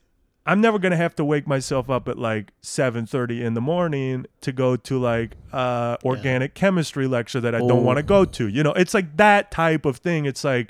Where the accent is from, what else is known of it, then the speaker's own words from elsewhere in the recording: Nebraska, United States; sometimes people are surprised to hear, like, I grew up in Nebraska. Nebraska doesn't have an accent.